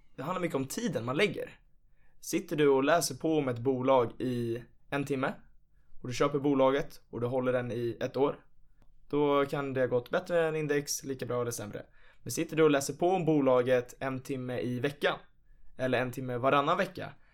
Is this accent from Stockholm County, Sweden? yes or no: yes; Nacka, Stockholm County, Sweden; Jag är ju från Nacka i Stockholm